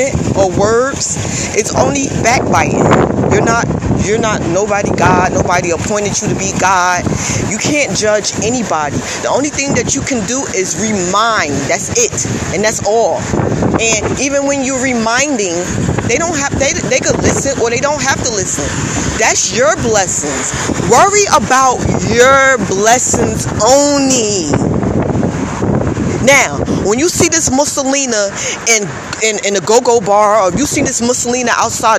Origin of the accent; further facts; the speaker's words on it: United States; I am Black American